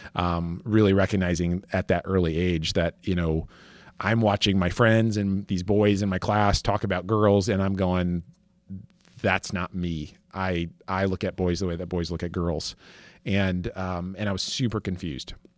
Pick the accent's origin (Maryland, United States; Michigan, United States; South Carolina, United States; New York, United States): Michigan, United States; West; I grew up in West Michigan